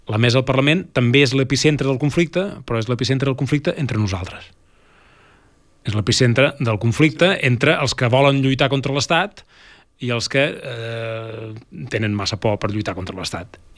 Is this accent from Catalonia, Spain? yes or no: yes; Catalonia, Spain; nosaltres, eh, com a catalans, com a independentistes, com a eh, ciutadans, eh, tenim una institució que ens ha de representar